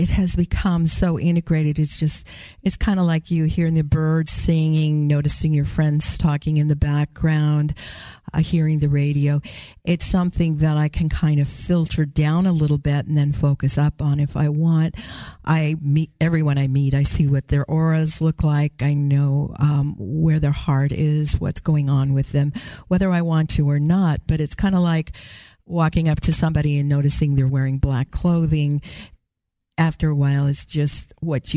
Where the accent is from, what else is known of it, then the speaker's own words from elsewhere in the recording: Tacoma, Washington, United States; I'm from the Tacoma area below Seattle in Washington